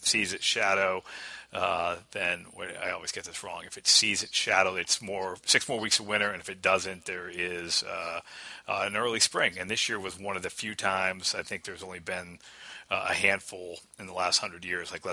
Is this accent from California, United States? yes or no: no; Erie, Pennsylvania, United States; You know, Chris and I are both Western Pennsylvania. We were born and raised in Erie